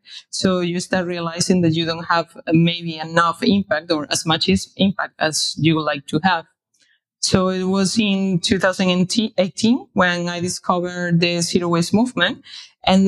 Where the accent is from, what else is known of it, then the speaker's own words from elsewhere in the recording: Spain; moved away as an adult; now in Berlin, Germany; I'm originally from Spain, but I have been living here in Berlin for a few years.